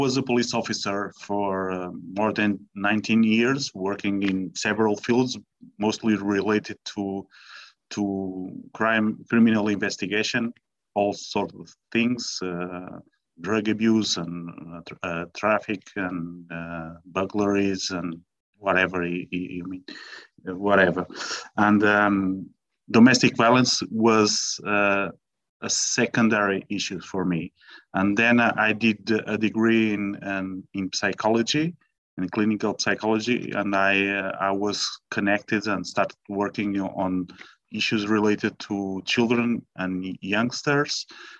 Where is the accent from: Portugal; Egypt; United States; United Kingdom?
Portugal; English is a second language; I'm speaking from Portugal, as you know, so pardon me my bad English if something goes wrong, but I will try to do my best, okay?